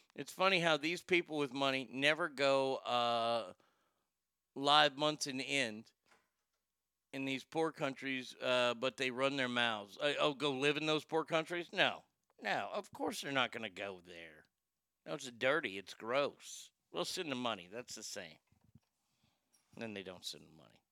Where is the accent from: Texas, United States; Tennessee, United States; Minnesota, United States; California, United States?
Texas, United States; Garland; it was my hometown